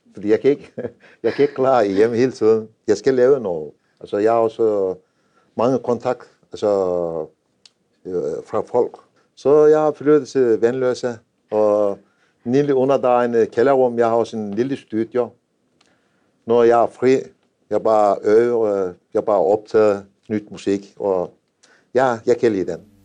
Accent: Anatolia, a village 115 km from Konya, Turkey; Danish is a second language; moved away as an adult; now in Denmark; Jeg har født i en landsby. Det var 4-5.000 indbygger. Det er 115 øh, km fra Konya.

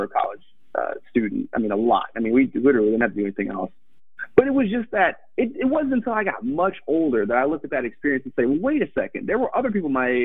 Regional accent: Detroit, Michigan, United States; moved away; also born or lived in Boston; I grew up in Detroit, but, you know, spending all those years in Boston

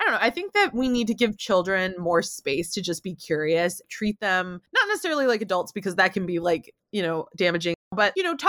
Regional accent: United States; On my mom's side, I'm the only American cousin. So, you know, I got a lot of shit for how I spoke and my accent and not being American enough and not being Mexican enough.

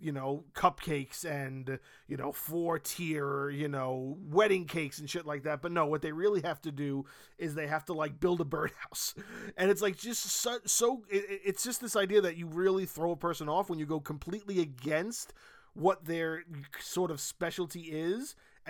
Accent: Brooklyn, New York, United States; we were all the people that lived in, like, you know, middle America, Brooklyn, not middle America, but like low income Brooklyn

